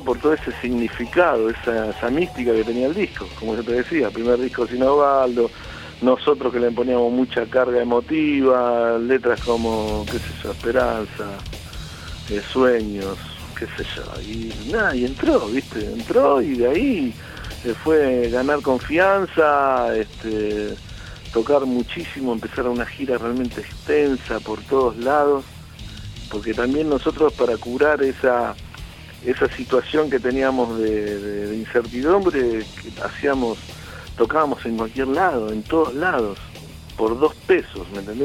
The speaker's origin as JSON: {"language": "Spanish", "town": "San Justo", "region": "Buenos Aires Province", "country": "Argentina", "said": "yo soy de La Matanza, de San Justo"}